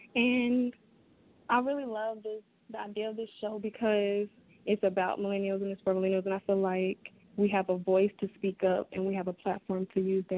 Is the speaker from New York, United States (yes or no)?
no; Atlanta, Georgia, United States; I'm a senior at Clark Atlanta University. I'm from Atlanta.